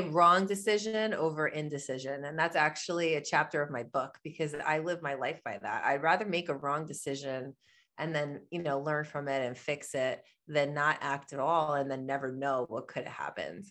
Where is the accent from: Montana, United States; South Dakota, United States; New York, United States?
New York, United States; I am from New York, that's where I am right now. I live in Long Island